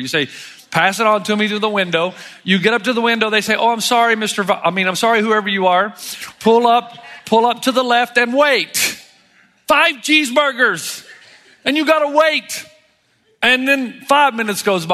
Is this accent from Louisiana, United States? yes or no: no; Tennessee, United States; moved away as an adult; I was born and raised in Tennessee. I hadn't lived there much since I was 18